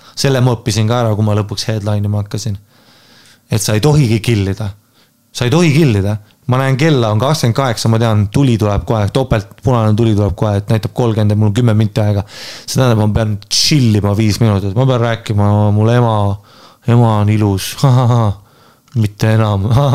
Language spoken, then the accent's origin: Estonian; Estonia; ma olen Eestist